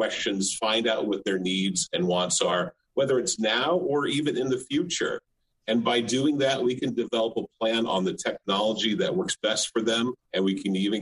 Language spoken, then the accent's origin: English; the panhandle of Florida, United States; I was born and raised in the panhandle of Florida. I've lived in six different cities across the state